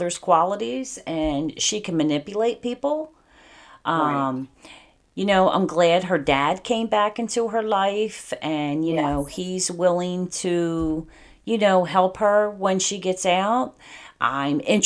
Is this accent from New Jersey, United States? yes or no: yes; New Jersey, United States; I am from New Jersey